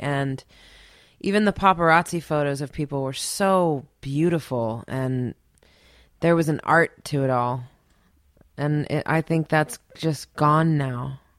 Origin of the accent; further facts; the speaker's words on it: East Coast, United States; Well, I grew up on the East Coast, so my Christmases were cold too